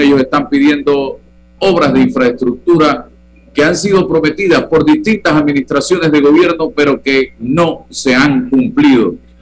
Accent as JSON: {"language": "Spanish", "country": "Panama", "said": "todos somos panameños"}